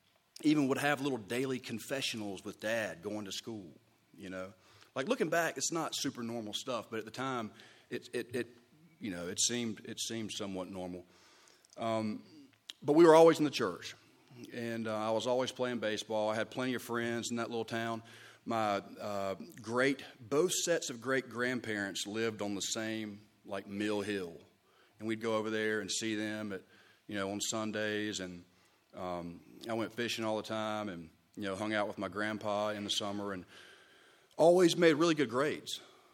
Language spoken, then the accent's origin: English; Charleston, South Carolina, United States; born there; also born or lived in San Antonio, Texas; I was born in Charleston, South Carolina, 1982, 37 years old.